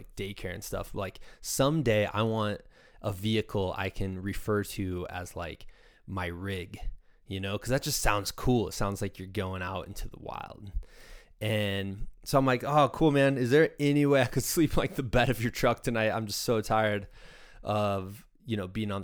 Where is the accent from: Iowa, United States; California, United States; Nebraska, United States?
Iowa, United States; I'm a dude from Iowa